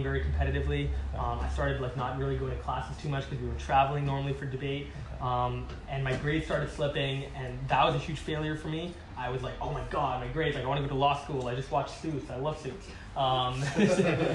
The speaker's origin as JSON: {"language": "English", "country": "Singapore", "tie": "born or raised there", "also_born_or_lived": "Calgary", "moved": "yes", "said": "I grew up in Singapore, which was a great country"}